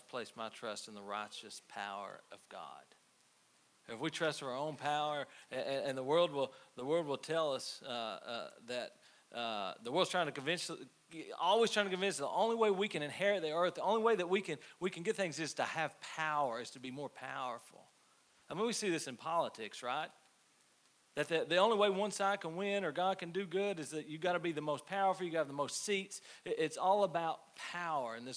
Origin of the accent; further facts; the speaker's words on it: United States; I'm American